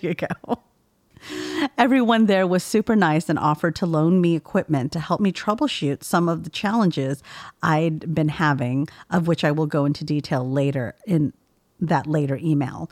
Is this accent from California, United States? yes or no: yes; California, United States; I'm from California